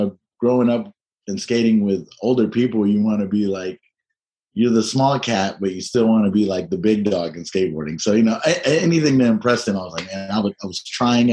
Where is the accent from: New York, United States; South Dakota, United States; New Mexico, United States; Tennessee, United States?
Tennessee, United States; I'm from Tennessee